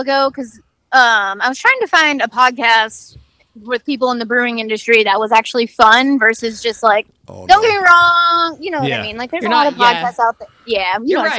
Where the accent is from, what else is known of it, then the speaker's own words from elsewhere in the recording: Holt, Michigan, United States; moved away as an adult; now in Washington, United States; I'm from Holt, which is right outside of Lansing